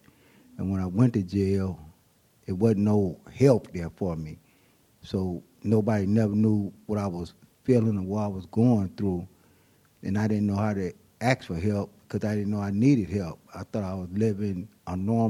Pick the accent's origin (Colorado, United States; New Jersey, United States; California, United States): California, United States; Oakland; also born or lived in San Francisco, California; I was born in San Francisco. I lived in Hunters Point. We moved when I was about 7, 8 years old, moved to Oakland.